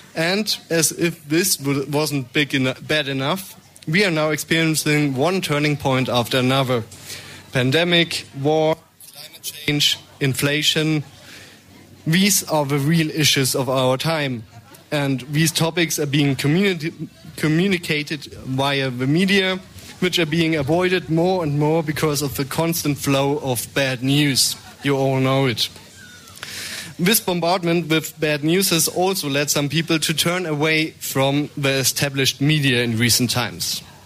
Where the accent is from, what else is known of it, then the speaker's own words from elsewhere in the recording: Munich, Bavaria, Germany; I'm here for from Munich, not from the Donau. So the Isar is my uh, river